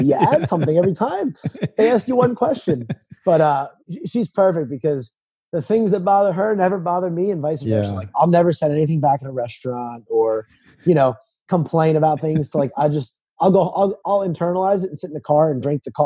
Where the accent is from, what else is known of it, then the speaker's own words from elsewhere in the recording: New Jersey, United States; moved away as an adult; also born or lived in South Carolina; now in North Carolina, United States; I was born and raised in New Jersey